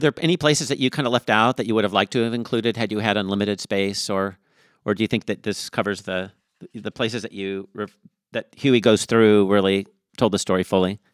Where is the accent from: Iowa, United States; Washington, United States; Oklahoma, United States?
Washington, United States; Tacoma; I grew up in Tacoma, and I went, I went to Henry Foss High School